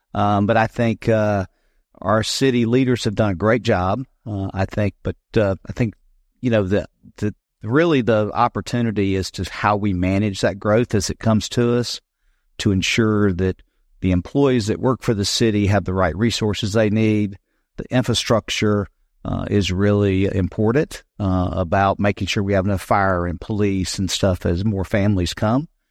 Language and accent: English; South Carolina, United States; also born or lived in Greenville, South Carolina / Leesville, South Carolina; I grew up in South Carolina. I'm a native